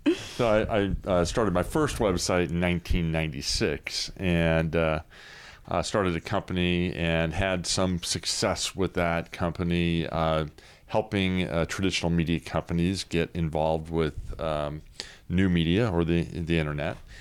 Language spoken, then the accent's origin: English; Southern California, United States; moved away as an adult; also born or lived in Sacramento, California; now in Cameron Park, United States; I grew up in Southern California and, uh, came to, uh, Sacramento